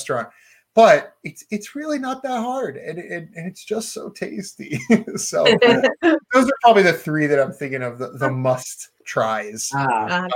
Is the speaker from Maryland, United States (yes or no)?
yes; Maryland, United States; I grew up in Maryland where crab is king